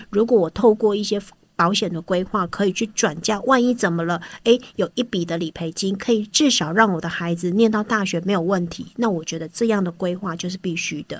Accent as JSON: {"language": "Chinese", "country": "Taiwan", "said": "我们台湾人"}